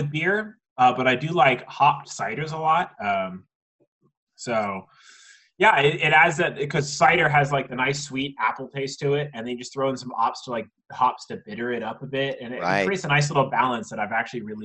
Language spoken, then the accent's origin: English; West Coast, United States; now in Virginia, United States; growing up on the West Coast